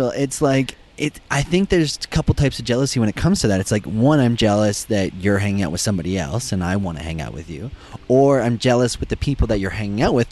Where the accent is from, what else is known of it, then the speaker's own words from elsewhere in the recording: Western Canada, Alberta, Canada; so we're from Western Canada